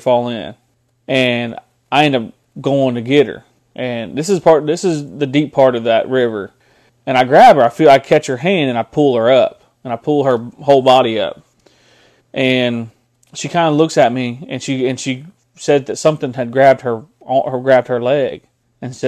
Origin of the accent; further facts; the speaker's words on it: Tahlequah, Oklahoma, United States; I'm from Tahlequah. Been on that river and been around that river my entire life